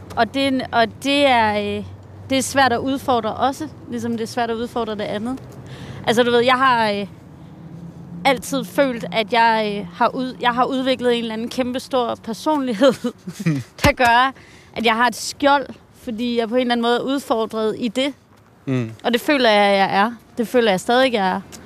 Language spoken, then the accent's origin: Danish; Hvide Sande, Central Denmark Region, Denmark; moved away; also born or lived in New York; kulturen har været her, hvor jeg voksede op